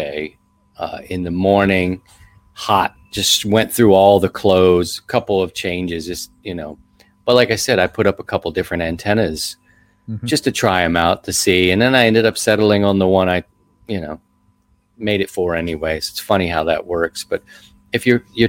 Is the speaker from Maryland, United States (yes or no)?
yes; Baltimore, Maryland, United States; also born or lived in Philadelphia; now in Missouri, United States; I'm an East Coast kid. I'm from Baltimore.